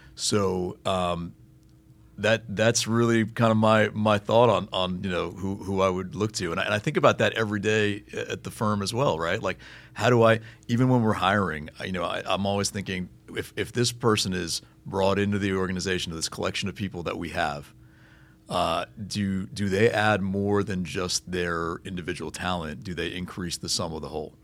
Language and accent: English; Miami, Florida, United States; native South Floridian and from you know from Miami and growing up on Miami Heat basketball